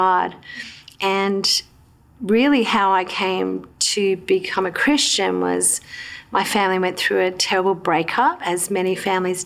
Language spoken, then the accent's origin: English; Queensland, Australia; moved away; also born or lived in New South Wales; I grew up in Queensland in Australia